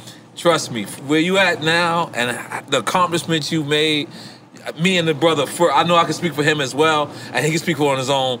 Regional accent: New York, United States; moved away as an adult; now in Miami, United States; I'm born and raised in New York, I wanna be clear. 1,000,000%. I might not never be a Miami guy, but I lived in Miami for the past 14 years.

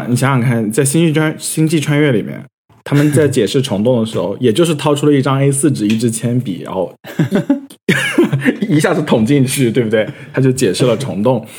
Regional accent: United States; first language American English; Chinese is a second language; 我的母语是美国英文。

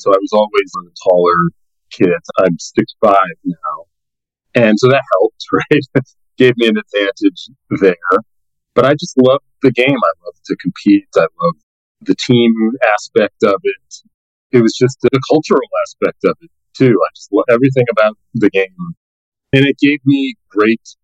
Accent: Boston, Massachusetts, United States; moved away; I was born in the Boston area, actually born in Boston and grew up in the Boston area in the early 70s.

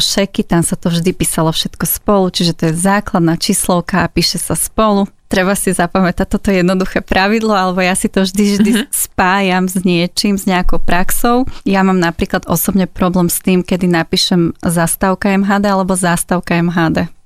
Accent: Záhorie, Slovakia; accent: Záhorie accent; je to zahorácky prízvuk, lebo ja pochádzam zo Zahoria

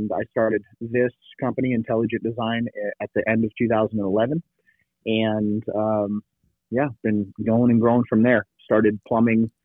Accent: Bay Area, California, United States; moved away as an adult; also born or lived in Virginia / Tucson; I grew up in the Bay Area

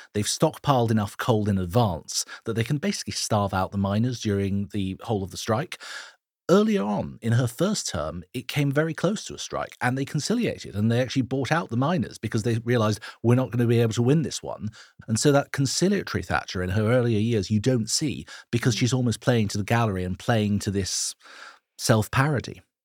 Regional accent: Switzerland; now in United Kingdom; my home country of Switzerland.

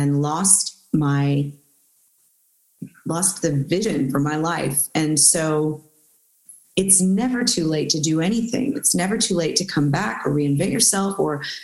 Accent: Houston, Texas, United States; We're both from Houston, actually.

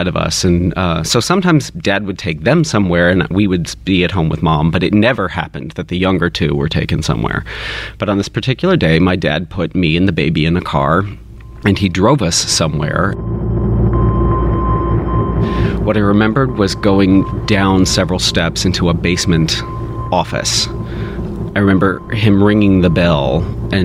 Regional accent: Kentucky, United States; I grew up in Kentucky

